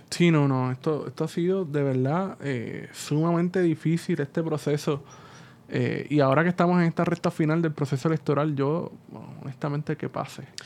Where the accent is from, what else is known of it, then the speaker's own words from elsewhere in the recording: Puerto Rico; nosotros los puertorriqueños